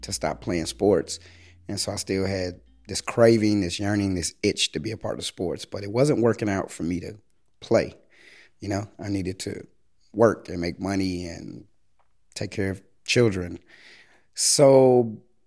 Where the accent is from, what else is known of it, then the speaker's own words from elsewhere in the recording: Chicago, Illinois, United States; from the South Side, from South Shore. I grew up in the late 80s, early 90s